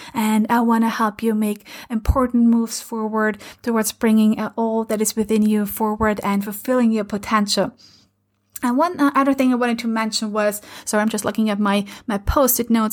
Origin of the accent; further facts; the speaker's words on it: Lower Austria, Austria; first language German; English is a second language; moved away; I'm originally from, uh, from Austria, from a um, teeny tiny village about an hour and a half from Vienna in Lower Austria. And my mother language is German.